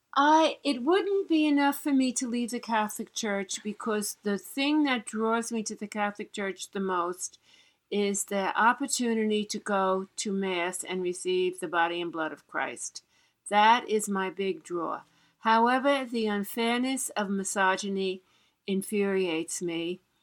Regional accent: New York City, New York, United States; I was born in Queens, uh, New York

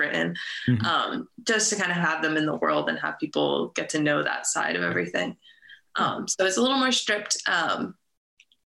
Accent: New Jersey, United States; moved away as an adult; now in Nashville, United States; I'm originally from New Jersey

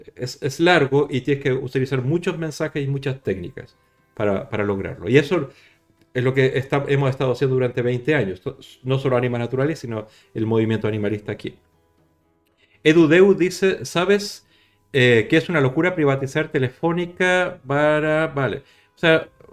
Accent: Chile; now in Barcelona, Spain; yo soy chileno

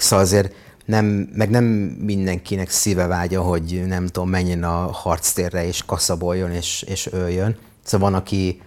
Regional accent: Hungary; moved away as an adult; also born or lived in Israel; ebben nőttem fel, húsz évig majdnem

